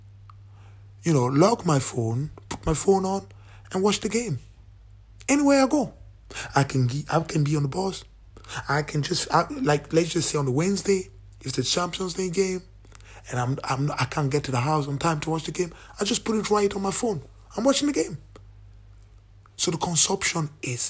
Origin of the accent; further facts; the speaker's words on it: Cameroon; now in United Kingdom; I'm originally from Cameroon.